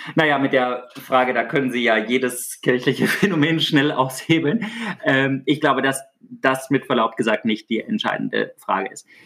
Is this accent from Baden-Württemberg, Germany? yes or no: yes; Baden-Württemberg, Germany; Ich komme aus Süddeutschland, aus Württemberg. Ich wohne hier nach wie vor im ländlichen Raum